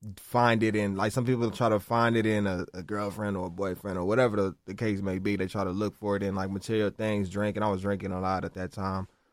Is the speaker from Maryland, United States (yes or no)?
no; Los Angeles, California, United States; I'm from South Central